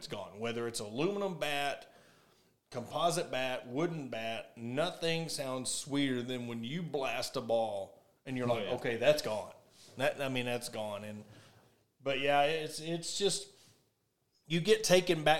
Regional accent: Ozark, Arkansas, United States; I was born and raised in Ozark

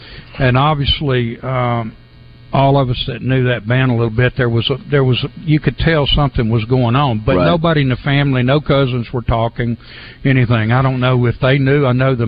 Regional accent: Pascagoula, Mississippi, United States; moved away as an adult; also born or lived in Fayetteville, Arkansas; I grew up with in Pascagoula.

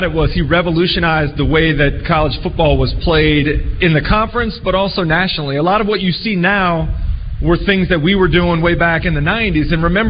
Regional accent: Gainesville, Florida, United States; I grew up in Gainesville.

